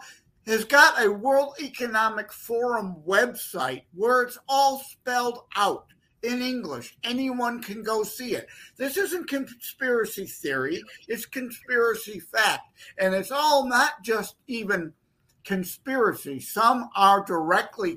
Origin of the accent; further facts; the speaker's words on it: Detroit, Michigan, United States; I'm from the Detroit, Michigan area.